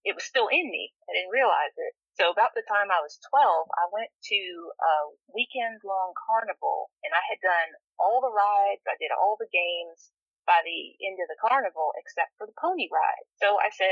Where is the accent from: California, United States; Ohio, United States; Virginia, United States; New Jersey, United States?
Virginia, United States; Northern; moved away as an adult; now in Alabama, United States; I grew up in the Northern Virginia area the majority of my life.